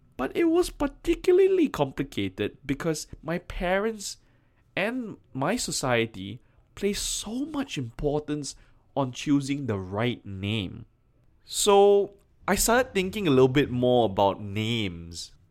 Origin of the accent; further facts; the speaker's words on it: Malaysia; my home country of Malaysia